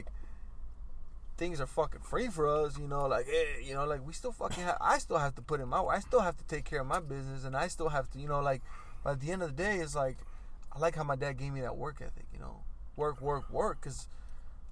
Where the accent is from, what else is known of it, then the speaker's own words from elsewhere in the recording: United States; we grew up in America, but with a Mexican mindset